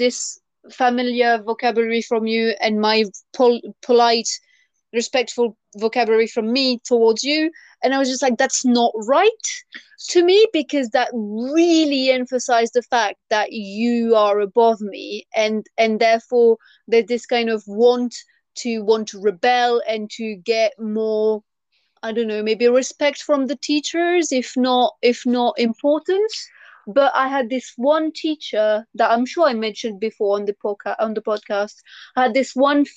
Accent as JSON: {"language": "English", "country": "France", "tie": "born or raised there", "second_language": "English", "moved": "yes", "said": "when I was at school, I would not understand why, as a student, I would have to call the teacher Miss or Mister, and then family name, and I had to say vous"}